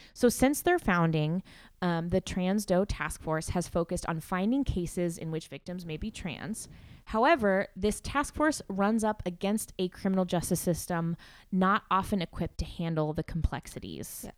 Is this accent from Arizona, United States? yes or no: no; McMinnville, Oregon, United States; McMinnville, my hometown